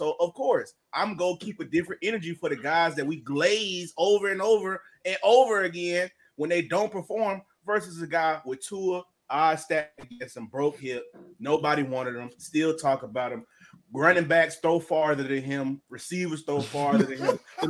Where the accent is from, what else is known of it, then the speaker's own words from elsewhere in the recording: Washington, District of Columbia, United States; I'm not from Baltimore, from D.C.